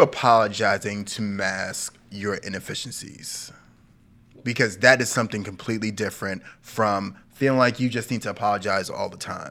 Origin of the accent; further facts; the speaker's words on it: New York City, New York, United States; I was, like, ten years old, Brooklyn, nineteen nineties